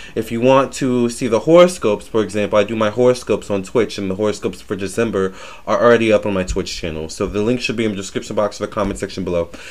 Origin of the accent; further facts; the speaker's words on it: Virginia, United States; I do consider myself a Southern belle. I am from Virginia